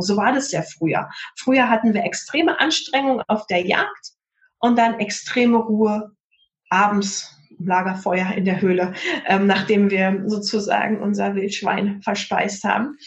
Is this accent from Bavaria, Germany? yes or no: no; Potsdam, Brandenburg, Germany; in Potsdam, in meiner Heimatstadt